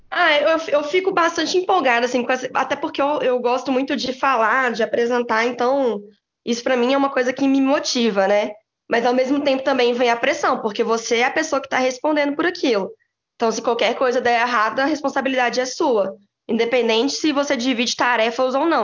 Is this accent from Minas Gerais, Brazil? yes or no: yes; Belo Horizonte, Minas Gerais, Brazil; moved away as an adult; now in São Paulo, Brazil; sou de Belo Horizonte